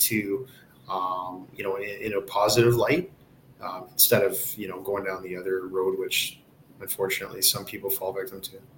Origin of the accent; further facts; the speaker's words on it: Kitchener, Ontario, Canada; I grew up in Kitchener, uh, huge hockey town, right between London and Toronto